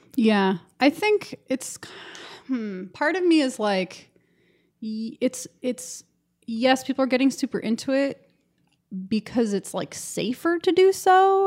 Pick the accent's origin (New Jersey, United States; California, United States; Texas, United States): California, United States; Los Angeles; accent: valley girl; also born or lived in Kentucky / Chicago; I grew up in the valley, so I'm like a valley girl